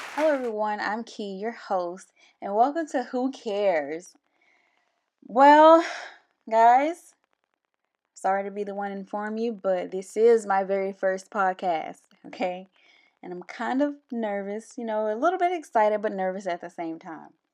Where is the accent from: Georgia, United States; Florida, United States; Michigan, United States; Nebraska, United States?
Georgia, United States; Albany; moved away as an adult; also born or lived in Columbus, Georgia; I'm from, originally, I was born in Albany, Georgia